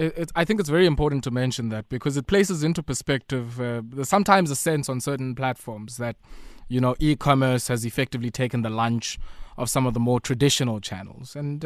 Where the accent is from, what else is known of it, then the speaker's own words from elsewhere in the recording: Queenstown, Eastern Cape, South Africa; I'm from Queenstown.